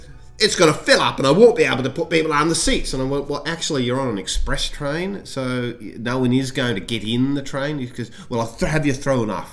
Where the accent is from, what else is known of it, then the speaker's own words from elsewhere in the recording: Australia; I'm from Australia.